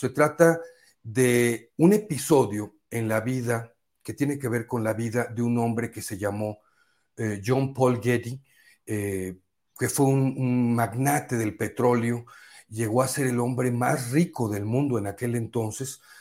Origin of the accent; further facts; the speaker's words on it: Poza Rica, Veracruz, Mexico; moved away; fui a mi tierra, allá a Poza Rica, Veracruz